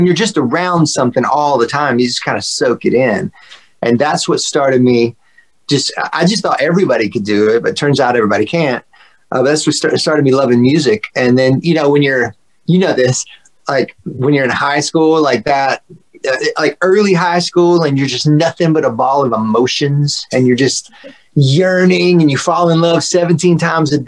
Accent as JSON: {"language": "English", "region": "Georgia", "country": "United States", "tie": "born or raised there", "also_born_or_lived": "Nashville, Tennessee", "accent": "Southern", "moved": "yes", "lives_now": "Los Angeles, United States", "said": "I grew up in Georgia, in a small town in Georgia"}